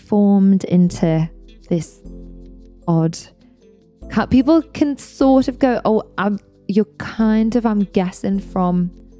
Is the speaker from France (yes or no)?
no; North West England, United Kingdom; accent: Scouse; Because I've had my scouse topped up because I was there yesterday. I have to go every now and again and top my accent up.